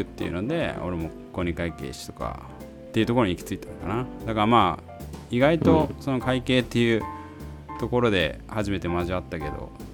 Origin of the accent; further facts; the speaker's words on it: Saitama, Japan; 生まれも育ちもまあ大体あの埼玉だったから首都圏にはいつつもまあ東京ではなく